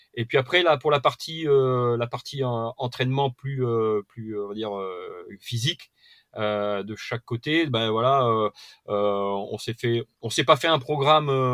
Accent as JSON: {"language": "French", "town": "Perpignan", "region": "Occitania", "country": "France", "said": "moi je suis de l'Occitanie, un hein, côté donc Perpignan"}